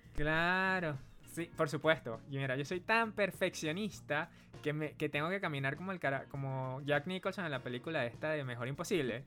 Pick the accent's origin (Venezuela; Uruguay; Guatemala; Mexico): Venezuela; now in Santiago, Chile; Soy venezolano y actualmente vivo en Santiago